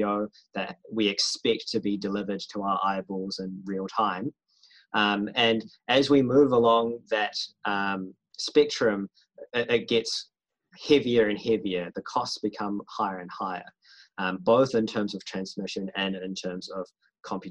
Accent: New Zealand

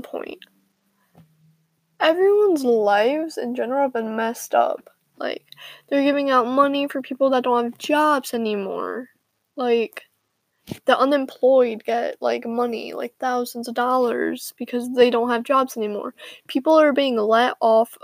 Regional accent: Illinois, United States; I am from Illinois

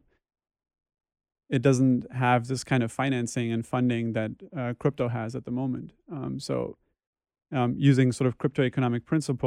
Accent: western Germany, Germany; moved away as an adult; now in New York, United States; I was born in Germany in a small village or town in the west of Germany, and that's where I basically grew up.

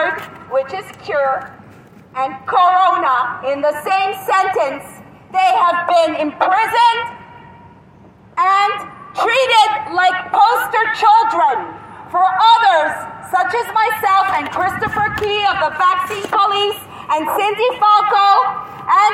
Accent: Canada; moved away; as a Canadian

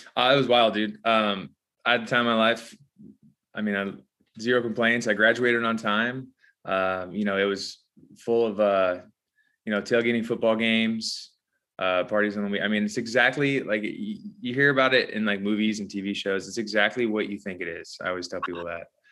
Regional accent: Whittier, California, United States; moved away as an adult; now in Nashville, United States; I grew up in Whittier, California.

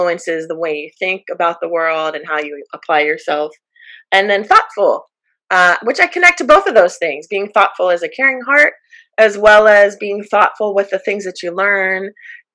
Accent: Jacksonville, Florida, United States; moved away; also born or lived in Long Beach, California / Washington, D.C.; I grew up in Northern Florida, in Jacksonville, Florida

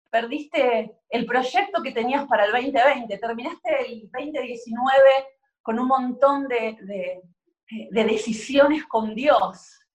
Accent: Argentina; soy argentina

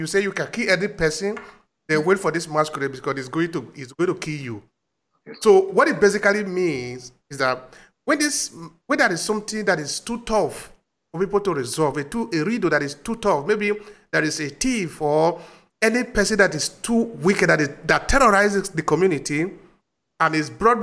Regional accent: Uromi, Edo, Nigeria; in my village, I come from Uromi.

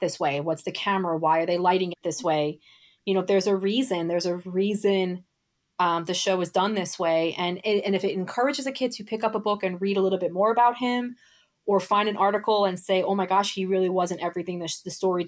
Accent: New York City, New York, United States; moved away; I'm actually originally from Brooklyn. So I've been seeing shows for much of my childhood

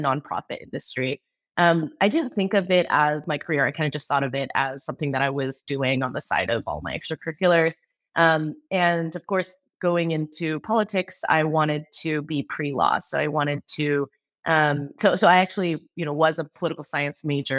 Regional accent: Bay Area, California, United States; also born or lived in Seattle; I was born and raised in the Bay Area, went to a Catholic school all my life in the Bay Area

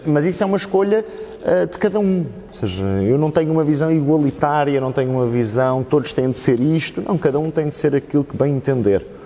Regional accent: Oeiras, Lisbon, Portugal; first language Portuguese; also born or lived in Italy; eu nasci cá, nasci em Oeiras em 1992

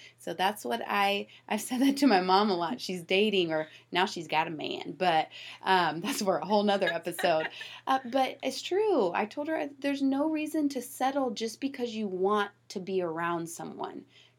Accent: Georgia, United States; I'm from Georgia, and the moment I get around my family that's in Georgia, my twang comes back faster than you can say hot dang, okay?

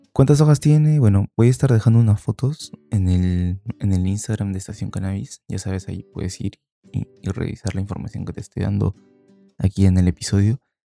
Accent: Peru; aquí en Perú, cuando yo era niño, estoy hablando pues de fines, finales de los 90

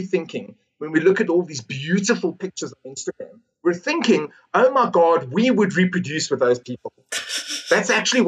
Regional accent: South Africa; I'm South African

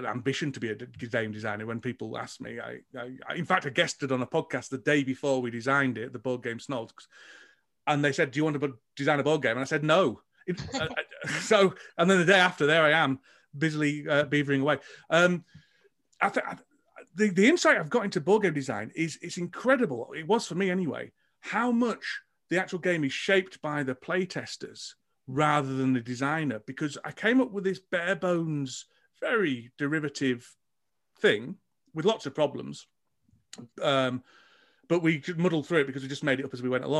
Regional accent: England, United Kingdom; I'm English

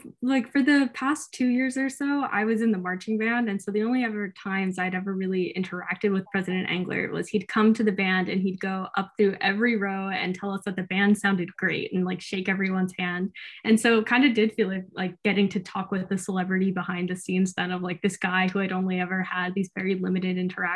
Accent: Pennsylvania, United States; Yeah, so I grew up like pretty much right outside of Philly. I'm from Delco. Like I used to say Wooder and everything, but I finally coached myself out of it.

